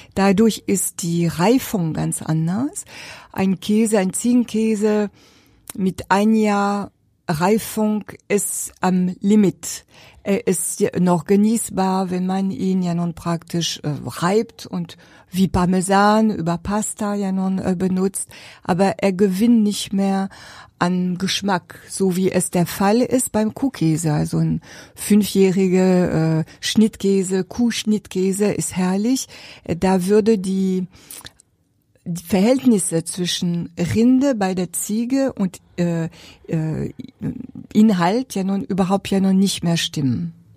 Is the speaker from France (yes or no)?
yes; Jura, Bourgogne-Franche-Comté, France; German is a second language; moved away as an adult; also born or lived in Paris, France / Berlin, Germany; now in Neubachenbruch, Germany; Bin auch Französin